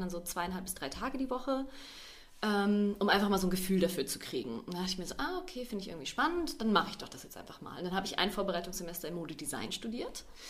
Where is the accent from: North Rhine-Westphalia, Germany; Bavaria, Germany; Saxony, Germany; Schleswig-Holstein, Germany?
Bavaria, Germany; also born or lived in Hannover; ich wohne schon sehr, sehr lange hier ja. in Bayern, seit ich ähm, fünf bin